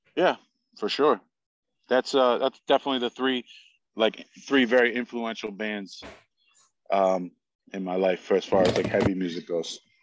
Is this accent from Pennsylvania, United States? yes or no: yes; Stroudsburg, Pennsylvania, United States; I grew up in Stroudsburg, Pennsylvania, where I still currently live.